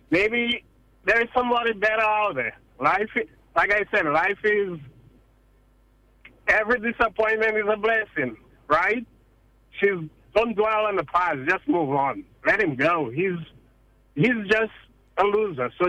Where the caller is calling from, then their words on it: Seattle, Washington, United States; Hi. Good afternoon. I'm calling from Seattle, Washington.